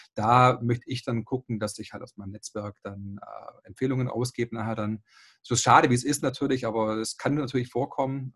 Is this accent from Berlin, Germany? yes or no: no; Esslingen am Neckar, Baden-Württemberg, Germany; 36 Jahre alt, komme aus Esslingen am Neckar